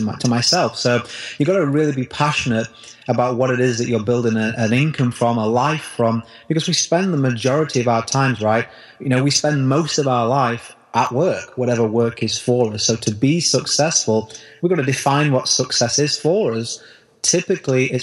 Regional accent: United Kingdom; the recession hit in my country here in the UK, probably tell from my accent

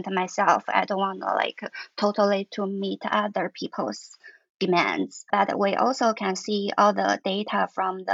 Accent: Gansu, China; now in Shanghai, China; I grew up in Gansu.

